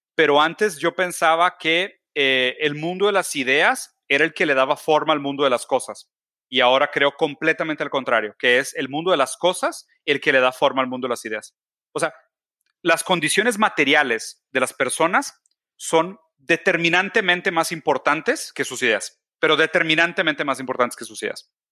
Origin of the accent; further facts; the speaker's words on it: Brazil; now in Mexico; yo soy brasileño, entonces mi campo de actuación en México es muy poco